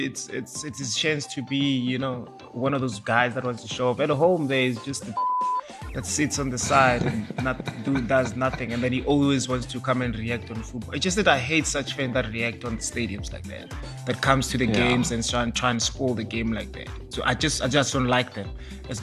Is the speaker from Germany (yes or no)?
no; South Africa; as a South African football fan